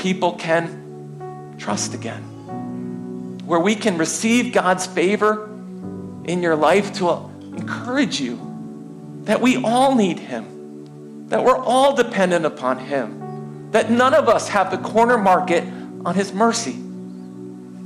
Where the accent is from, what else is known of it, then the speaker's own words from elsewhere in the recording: United States; I am American